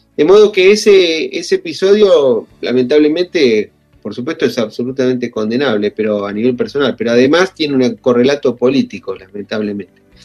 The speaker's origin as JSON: {"language": "Spanish", "country": "Argentina", "said": "los argentinos hemos experimentado en carne propia"}